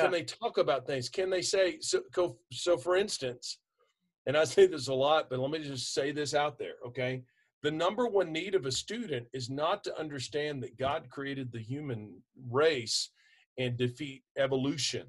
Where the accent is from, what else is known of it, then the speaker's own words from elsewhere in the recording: Texas, United States; I'm from Texas